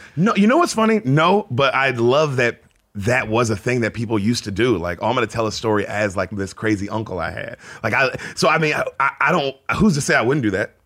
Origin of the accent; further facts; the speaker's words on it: Memphis, Tennessee, United States; moved away as an adult; also born or lived in San Diego, California; born in San Diego. Uh, Dad was in the Navy, moved to Memphis when I was like six